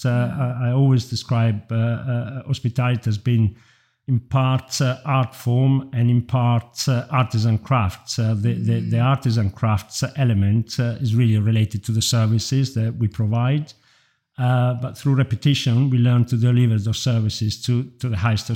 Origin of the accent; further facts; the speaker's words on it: Italy; moved away as an adult; also born or lived in Munich / London / Stroud; now in Cotswolds, United Kingdom; I grew up in Italy